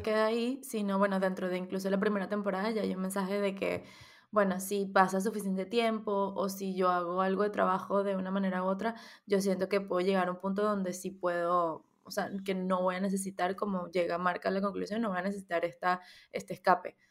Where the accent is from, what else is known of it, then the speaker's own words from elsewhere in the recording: Venezuela; now in Spain; nosotros como, como diáspora venezolana